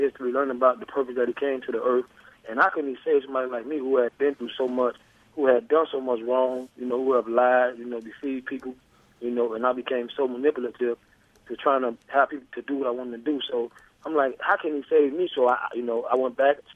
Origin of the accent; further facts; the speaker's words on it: Miami, Florida, United States; moved away as an adult; I'm from Miami, born and raised.